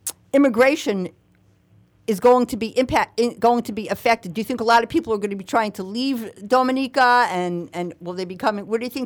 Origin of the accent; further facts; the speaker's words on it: New York, United States; growing up in New York